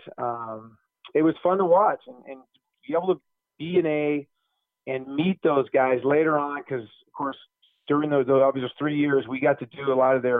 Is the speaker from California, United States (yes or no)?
yes; Cupertino, California, United States; I grew up in Cupertino at that time